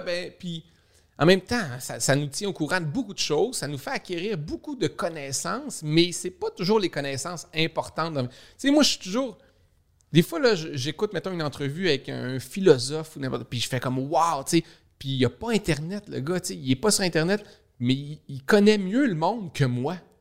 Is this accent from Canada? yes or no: yes; Saguenay, Quebec, Canada; moved away as an adult; also born or lived in Montreal; je viens du Saguenay